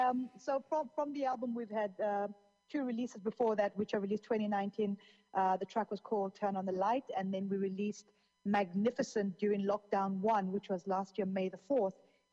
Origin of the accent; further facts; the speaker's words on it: Zambia; also born or lived in Zimbabwe; I mean, I was born in Zambia, in Africa, and I grew up in Zambia and Zimbabwe.